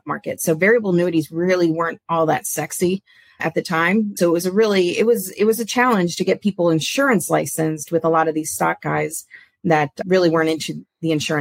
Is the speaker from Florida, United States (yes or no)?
yes; Palm Beach, Florida, United States; now in Jacksonville, United States; I grew up in Palm Beach, so Floridian.